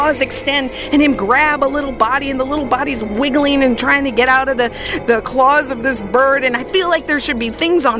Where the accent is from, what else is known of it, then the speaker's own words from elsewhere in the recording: Minnesota, United States; I grew up in Minnesota